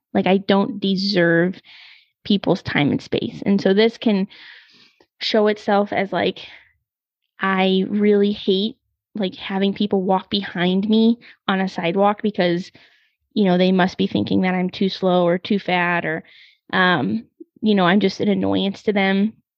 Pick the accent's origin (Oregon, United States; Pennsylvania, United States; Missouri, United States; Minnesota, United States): Missouri, United States; moved away as an adult; I went to school on the East Coast and I'm from Missouri